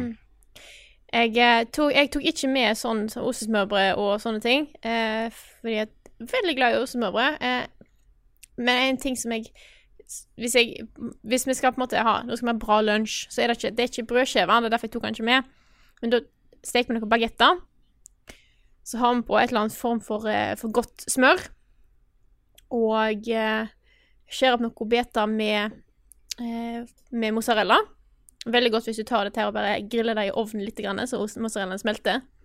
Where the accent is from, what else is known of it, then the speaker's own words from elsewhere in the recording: Stord, Vestland, Norway; accent: Stord dialect; jeg er fra Stord. Jeg er en storabu, og jeg snakker store mål.